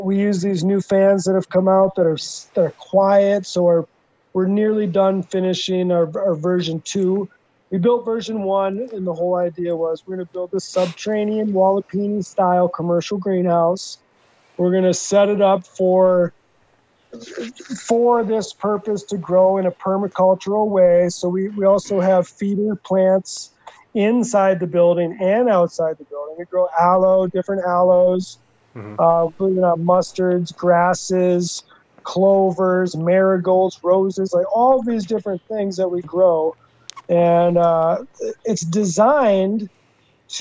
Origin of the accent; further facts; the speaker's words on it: Little Perm, Minnesota, United States; moved away; 30 minutes from where I grew up in Little Perm, Minnesota